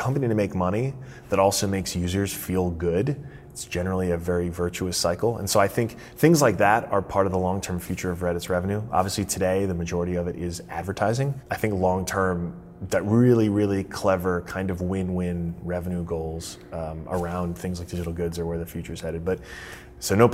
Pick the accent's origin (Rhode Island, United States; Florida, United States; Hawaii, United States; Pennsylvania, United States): Florida, United States; my home state of Florida